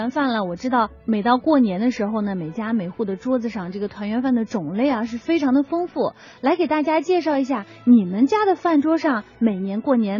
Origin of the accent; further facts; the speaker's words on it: Henan, China; moved away; 因为我的家乡呢在河南，离贵州非常的远。